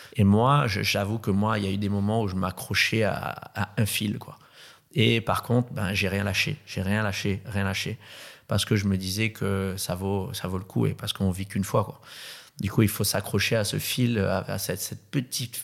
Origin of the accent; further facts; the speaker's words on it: Madagascar; moved away; also born or lived in Réunion; Je suis né à la Réunion, qui est une île paradisiaque. Ensuite, j'ai grandi à Madagascar, qui est une autre île paradisiaque